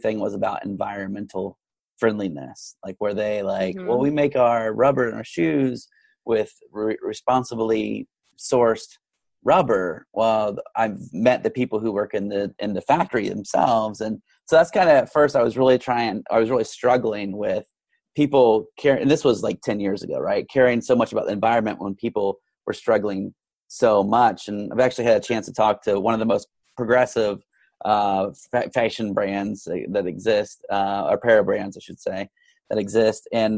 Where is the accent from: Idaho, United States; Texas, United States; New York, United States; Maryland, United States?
Texas, United States; I grew up in Texas where everyone is basically breastfed beef.